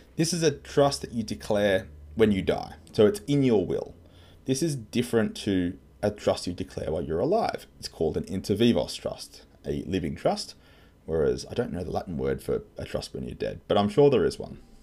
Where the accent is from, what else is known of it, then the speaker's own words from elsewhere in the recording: Australia; I'm an Aussie tax lawyer.